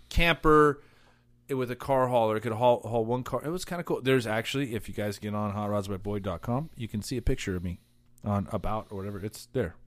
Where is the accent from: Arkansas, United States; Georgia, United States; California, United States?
California, United States; Cypress; also born or lived in Buena Park; I grew up in the Cypress Bonaparte area.